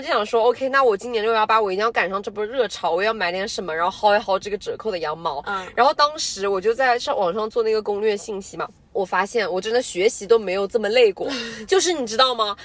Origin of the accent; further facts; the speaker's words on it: southern China, China; 我们是南方人，但是我们家吃饭真的从小到大都是重口，就是嗯重辣，然后就是重咸的这种非典型的南方人，就真的很不南方